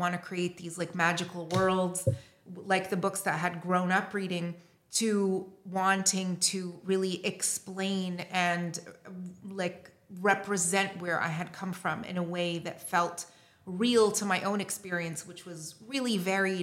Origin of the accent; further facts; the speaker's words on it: Beirut, Beirut Governorate, Lebanon; accent: North American; also born or lived in Montreal, Canada; I was born and raised in Beirut during the Lebanese Civil War. I lived there until I was 10 and a half